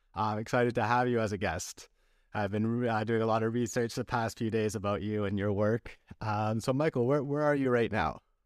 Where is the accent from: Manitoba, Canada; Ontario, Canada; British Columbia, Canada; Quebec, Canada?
British Columbia, Canada; also born or lived in Vancouver; I grew up in British Columbia